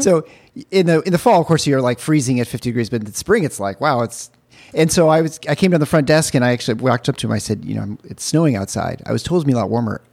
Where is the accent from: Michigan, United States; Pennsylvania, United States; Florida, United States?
Michigan, United States; I'm from Michigan